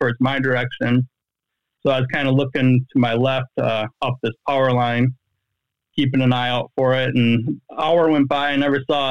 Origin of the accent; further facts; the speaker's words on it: Columbia County, Wisconsin, United States; now in Fort Atkinson, United States; So I live in Jefferson County, and I'm originally from Columbia County.